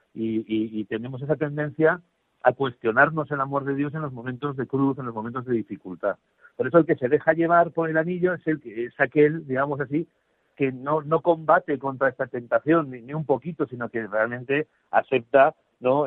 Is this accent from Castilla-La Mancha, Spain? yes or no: no; Zaragoza, Aragon, Spain; soy aragonés de Zaragoza